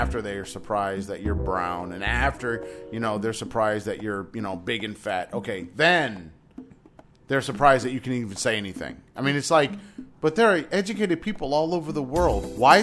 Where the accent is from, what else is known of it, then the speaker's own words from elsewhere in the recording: United States; moved away as an adult; now in China; we come from the States